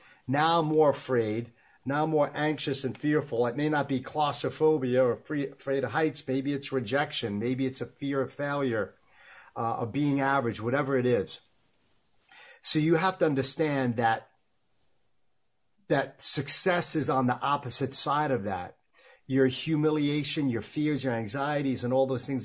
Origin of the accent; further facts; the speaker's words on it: Long Island, New York, United States; I grew up in Long Island, New York, thus the accent